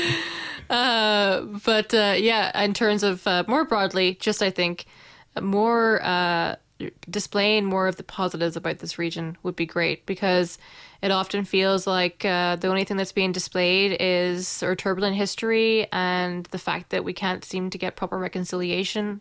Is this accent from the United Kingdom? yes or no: yes; Northern Ireland, United Kingdom; also born or lived in New Zealand